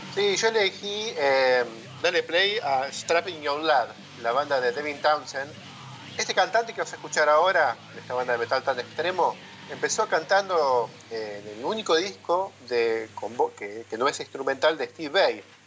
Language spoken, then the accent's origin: Spanish; Buenos Aires, Argentina; accent: porteño; los porteños tenemos el mismo acento